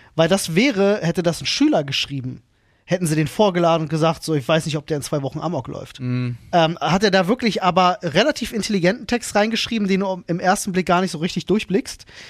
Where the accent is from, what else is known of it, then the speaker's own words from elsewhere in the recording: Berlin, Germany; ich ging in Berlin-Britz zur Grundschule